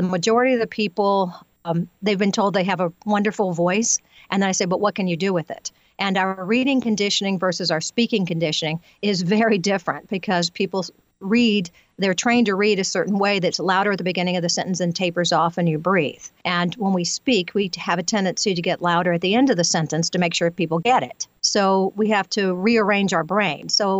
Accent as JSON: {"language": "English", "region": "Louisiana", "country": "United States", "accent": "Southern", "moved": "yes", "lives_now": "California, United States", "said": "I moved to California from Louisiana, so it was a bit of a struggle to get rid of my Southern accent during the time because people were just making fun of me."}